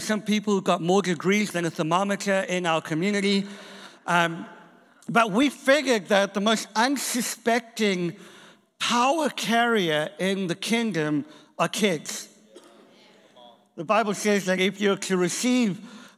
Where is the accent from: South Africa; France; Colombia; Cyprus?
South Africa; also born or lived in England; now in Boston, United States; I am from South Africa originally